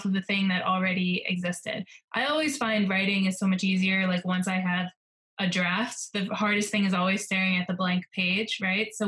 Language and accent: English; New Jersey, United States; I grew up in New Jersey.